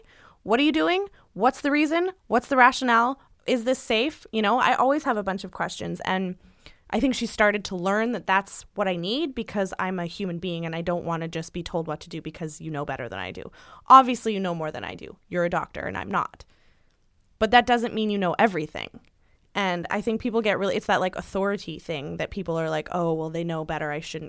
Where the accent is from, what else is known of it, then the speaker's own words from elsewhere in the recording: the South, United States; I grew up in the South, and even though everyone drinks, you still get the stink eye if you are drinking.